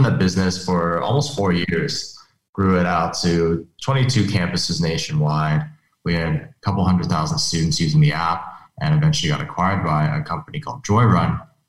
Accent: Beijing, China; also born or lived in Hong Kong / Europe; now in United States; so I was born in the States, but actually spent most of my life abroad. So I spent most of my time between Beijing, Hong Kong, some time in Europe as well. And I came here for high school and college.

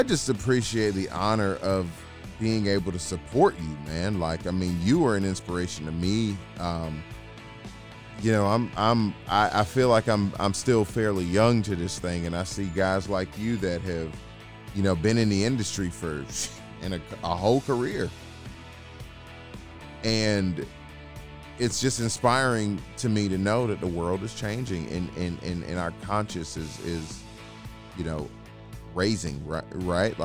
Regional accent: Atlanta, Georgia, United States; I'm still from Atlanta

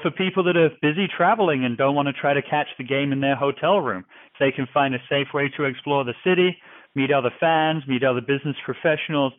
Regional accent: New Jersey, United States; moved away as an adult; also born or lived in England / North Carolina; now in Seattle, United States; I was born in England. I grew up in New Jersey

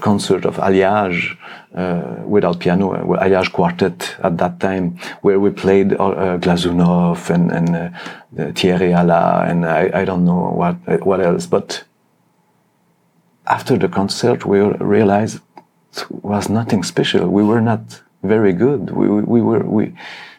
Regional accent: Montreal, Quebec, Canada; moved away as an adult; also born or lived in France / Germany; now in Cologne, Germany; I played in conservatoire in Montreal many years.

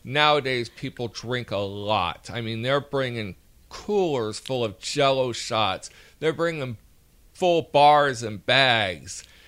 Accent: Alabama, United States; accent: Alabama; my Alabama accent

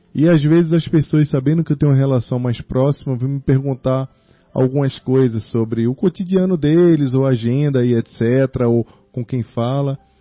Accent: Recife, Pernambuco, Brazil; moved away; also born or lived in Rio de Janeiro; Recife, que é minha terra natal, o Rio de Janeiro, que é minha terra amada

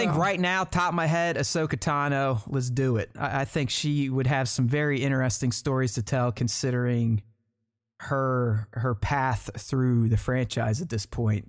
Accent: United States; I'm American

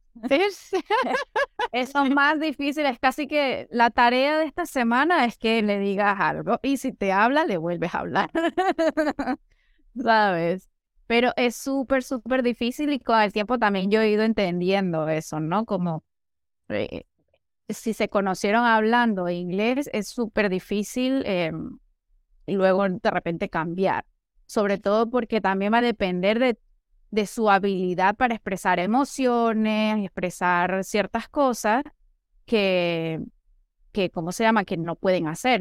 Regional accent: Venezuela; now in Chile; soy de Venezuela, pero también soy chilena, 50 y 50. Me gusta de referirme a mí, porque mi padre es chileno, mi mamá es venezolana y, mucho tiempo viví en Venezuela, pero ahora vivo en Chile.

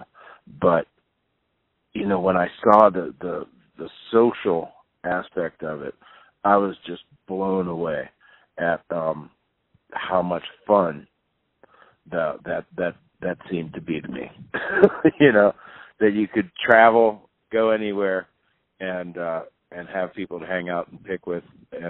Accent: Pittsburgh, Pennsylvania, United States; moved away; also born or lived in West Virginia / Boulder, Colorado; I grew up in Pittsburgh, in the suburbs of Pittsburgh, not far from West Virginia

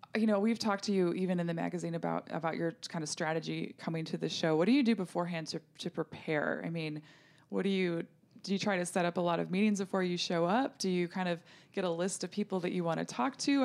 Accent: North Dakota, United States; I grew up in North Dakota where we had a hot tub

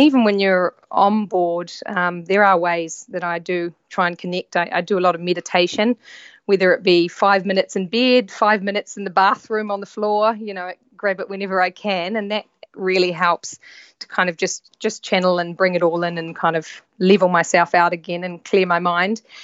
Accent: New Zealand; moved away as an adult; also born or lived in London; I'm from New Zealand. I grew up in New Zealand

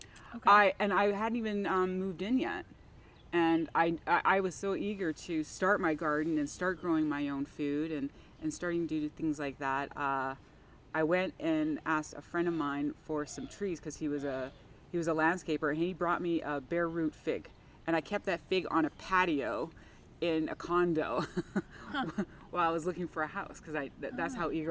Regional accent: Canada; now in Tempe, United States; I come from Canada

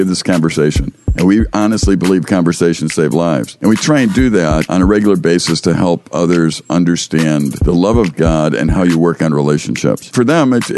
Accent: Chicago, Illinois, United States; moved away; I grew up in Chicago

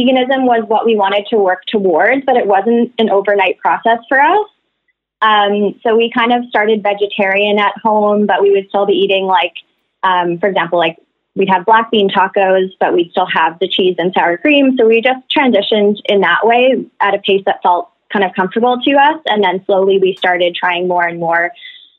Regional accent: Halifax, Nova Scotia, Canada; now in Vancouver, Canada; I'm originally from Halifax, Nova Scotia. I've been living in Vancouver for the past 5 years

